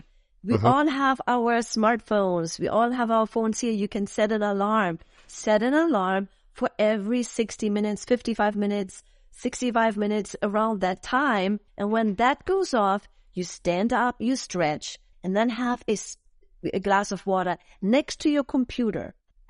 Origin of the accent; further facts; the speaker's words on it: Germany; English is a second language; moved away as an adult; in Europe, in Germany. That's my home country that I originated from and that I grew up.